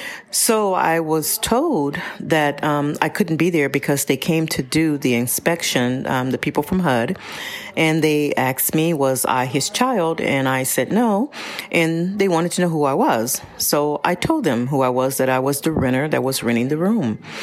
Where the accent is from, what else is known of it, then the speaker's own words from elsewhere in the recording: Pasadena, California, United States; I am. Mm-hmm. I'm from Pasadena.